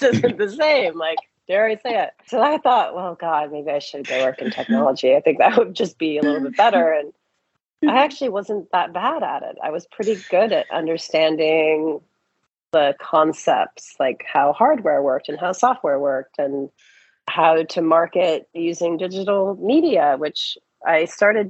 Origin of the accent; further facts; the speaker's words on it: Silicon Valley, California, United States; I grew up in Silicon Valley.